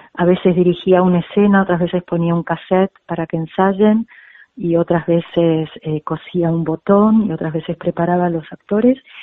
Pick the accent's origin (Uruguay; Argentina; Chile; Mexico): Argentina; moved away as an adult; also born or lived in Spain; la clase media argentina